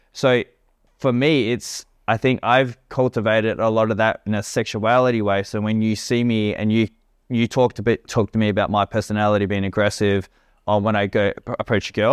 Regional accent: Australia; also born or lived in Perth; now in Bali, Indonesia; I'm an Australian

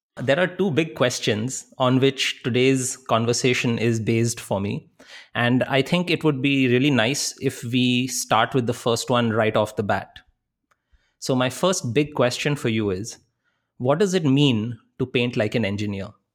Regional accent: India; we carry as Indian people

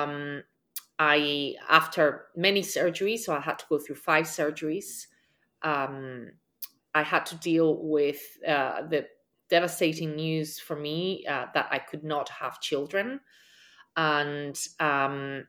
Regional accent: Spain; now in New York City, United States; I am from Spain and I currently live in New York City.

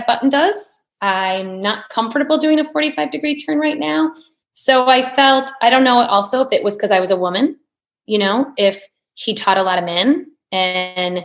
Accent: Bettendorf, Iowa, United States; I grew up in Bettendorf, Iowa, in the Midwest.

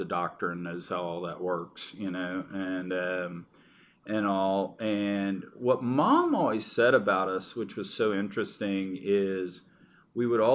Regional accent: Richmond, Texas, United States; also born or lived in Dallas, Texas; I grew up down in Richmond, Texas

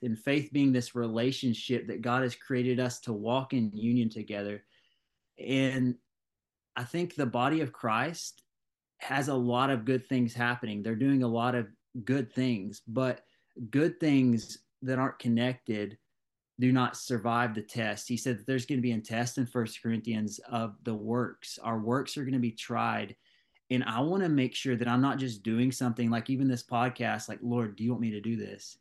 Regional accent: Ringgold, United States; I'm from Ring Gold, small town

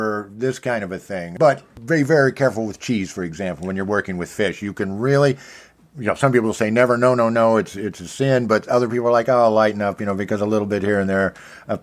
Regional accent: Kansas City, Missouri, United States; I'm from Kansas City

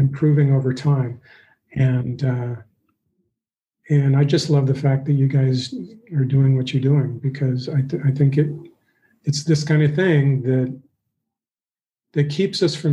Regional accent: Flagstaff, Arizona, United States; I grew up in Northern Arizona

